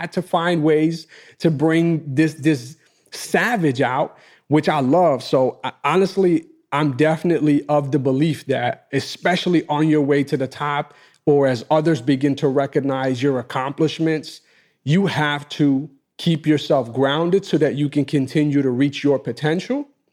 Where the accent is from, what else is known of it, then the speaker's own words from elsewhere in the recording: New York City, New York, United States; my block where I grew up in Queens